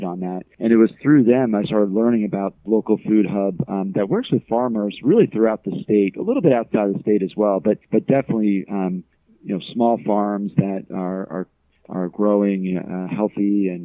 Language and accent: English; Scotch Plains, New Jersey, United States; now in Charlottesville, United States; I'm from Scotch Plains. I grew up not too far from Newark